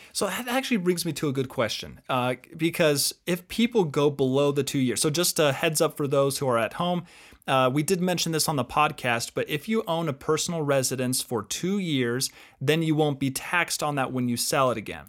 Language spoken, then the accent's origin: English; Utah, United States; also born or lived in Arizona; I grew up here in Utah